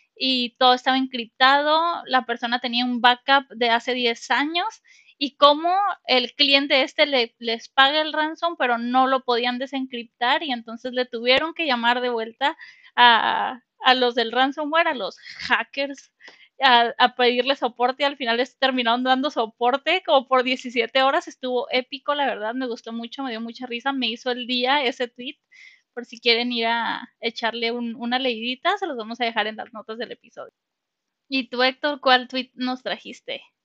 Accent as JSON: {"language": "Spanish", "country": "Mexico", "said": "como mexicanos"}